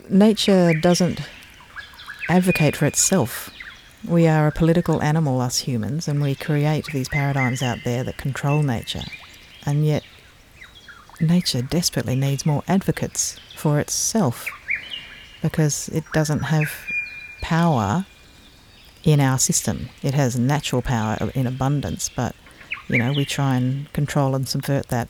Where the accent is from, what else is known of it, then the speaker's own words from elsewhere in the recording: Canberra, Australian Capital Territory, Australia; also born or lived in Adelaide, South Australia; now in Tasmania, Australia; I was born in Adelaide in South Australia and, um, we moved to Canberra